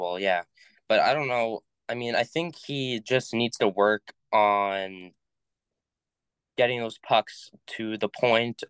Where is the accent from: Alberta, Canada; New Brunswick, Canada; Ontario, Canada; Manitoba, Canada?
Manitoba, Canada; Winnipeg; now in St. Anne, Canada; I was born and raised in Winnipeg